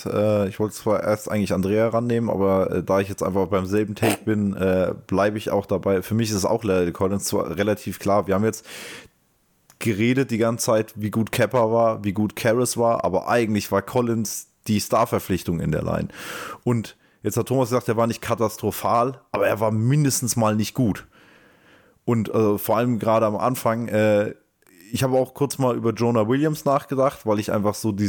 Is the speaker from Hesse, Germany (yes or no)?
yes; Frankfurt, Hesse, Germany; ich als Frankfurter